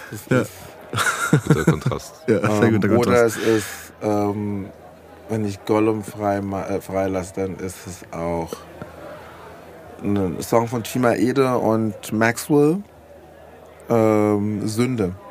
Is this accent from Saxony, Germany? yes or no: no; Frankfurt, Hesse, Germany; ich komme direkt aus